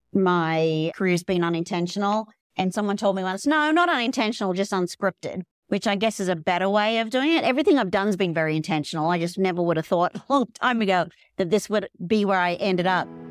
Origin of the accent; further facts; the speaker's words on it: Australia; moved away as an adult; also born or lived in Dallas, United States; now in Colorado, United States; I'm from Australia originally